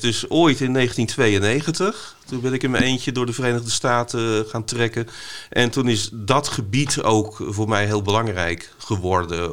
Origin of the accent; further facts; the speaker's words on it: Vlissingen, Zeeland, Netherlands; ik ben opgegroeid in Vlissingen, ook met strand en zee